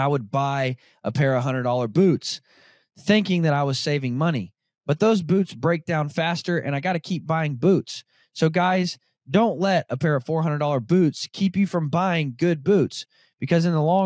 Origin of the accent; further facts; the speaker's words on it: Arkansas, United States; I grew up born and raised in Arkansas, where deer are no bigger than a chocolate lab